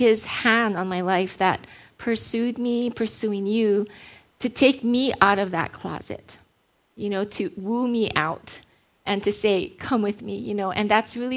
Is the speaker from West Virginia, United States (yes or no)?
no; Hawaii, United States; I was born and raised in Hawaii, grew up here